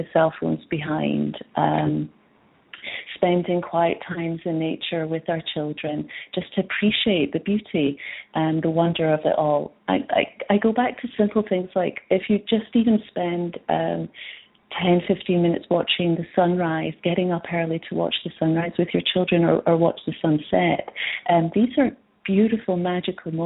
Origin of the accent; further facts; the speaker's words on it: Scotland, United Kingdom; moved away as an adult; also born or lived in Edinburgh; now in British Columbia, Canada; I'm from Scotland originally. I've been in BC for 10 years now